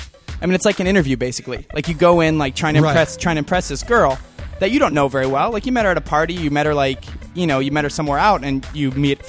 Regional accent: Montana, United States; I grew up in Montana, like with my dad.

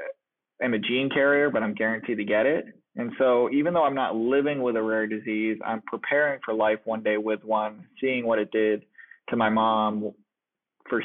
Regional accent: Boston, Massachusetts, United States; I'm from the Boston area

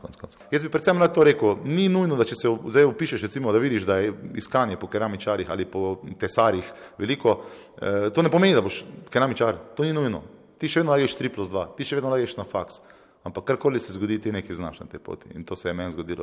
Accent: Velenje, Savinjska, Slovenia; moved away; also born or lived in Maribor; jaz prihajam iz Velenja, potem sem se preselil iz Mari, Maribor

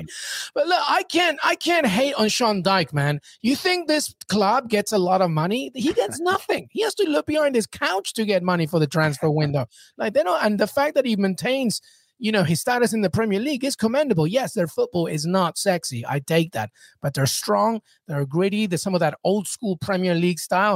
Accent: England, United Kingdom; I grew up in England. I know England like the back of my hand

